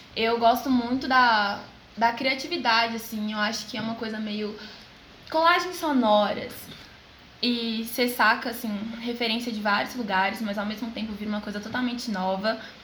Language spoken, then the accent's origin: Portuguese; Belo Horizonte, Minas Gerais, Brazil; Sou de BH mesmo